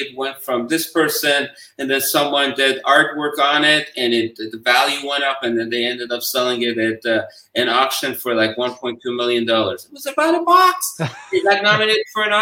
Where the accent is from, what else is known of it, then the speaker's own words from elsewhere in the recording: Iran; now in United States; I was from Iran